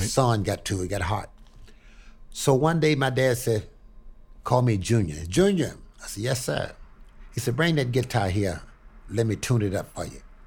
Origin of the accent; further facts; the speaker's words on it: Houma, Louisiana, United States; moved away; also born or lived in Pine Bluff, Arkansas / Chicago; I was born in a little place called Haynesville, Houma, Louisiana